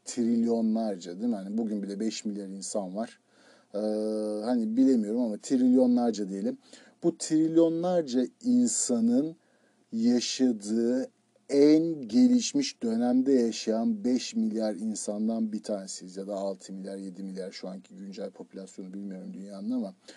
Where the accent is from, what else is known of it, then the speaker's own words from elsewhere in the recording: Turkey; moved away as an adult; also born or lived in Izmir / Istanbul / United States; Türkiye'de doğduk, Türkiye'de yaşıyoruz